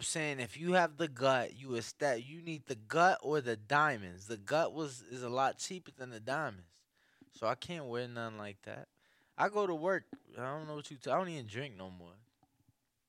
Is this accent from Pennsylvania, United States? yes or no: no; Chicago, Illinois, United States; I'm from Chicago